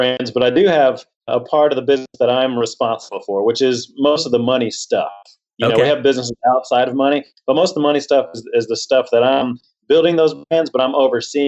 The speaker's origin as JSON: {"language": "English", "town": "Houston", "region": "Texas", "country": "United States", "tie": "born or raised there", "said": "I grew up in Texas. I grew up down in Houston"}